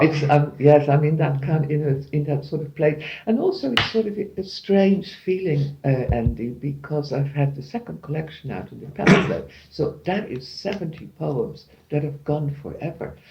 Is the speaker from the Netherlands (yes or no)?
yes; Netherlands; moved away; I'm from the Netherlands